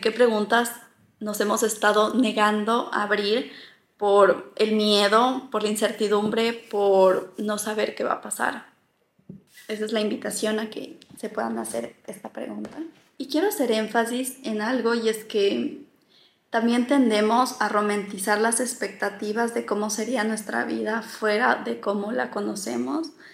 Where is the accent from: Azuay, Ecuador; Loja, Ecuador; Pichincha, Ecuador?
Loja, Ecuador; also born or lived in Quito, Ecuador; now in Barcelona, Spain; yo soy ecuatoriana, soy de Loja, que es una ciudad al sur del Ecuador, pero viví mucho tiempo en Quito y ahora estoy viviendo en Barcelona